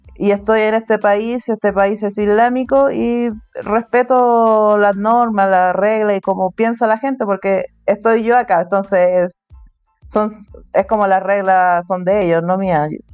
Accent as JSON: {"language": "Spanish", "country": "Chile", "first_language": "Spanish", "moved": "as an adult", "lives_now": "Turkey", "said": "en mi ciudad soy la única chilena soy la única que habla español en mi ciudad, español nativo."}